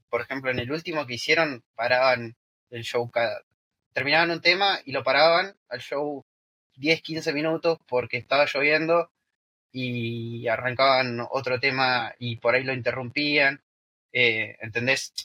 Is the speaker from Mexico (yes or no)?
no; Buenos Aires, Argentina; los dos somos de Buenos Aires, o sea, de la capital de Argentina